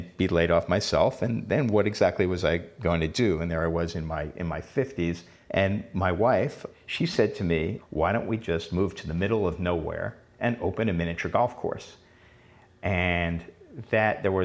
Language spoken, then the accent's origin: English; New York City, New York, United States; moved away; as a kid, growing up in Queens